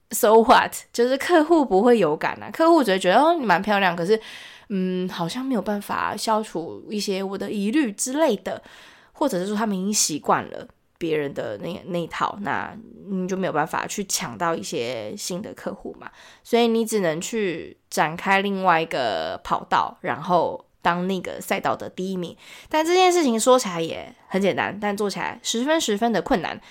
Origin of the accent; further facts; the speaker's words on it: Taiwan; 我们台湾人